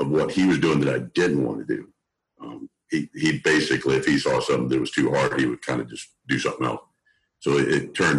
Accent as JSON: {"language": "English", "region": "Southeast Oklahoma", "country": "United States", "tie": "born or raised there", "said": "I grew up in Southeast Oklahoma, almost in Arkansas, in the sticks."}